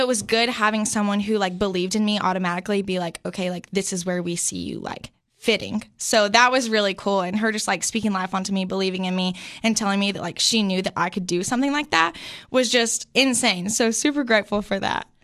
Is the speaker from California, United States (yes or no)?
no; Sparta, Tennessee, United States; I grew up in this sweet little town of Sparta, Tennessee.